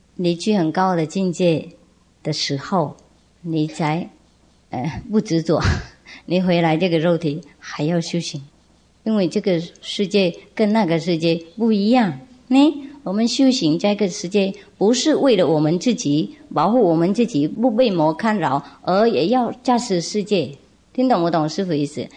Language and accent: Chinese; Vietnam; 我们越南话有一句说，啊，小孩是冤家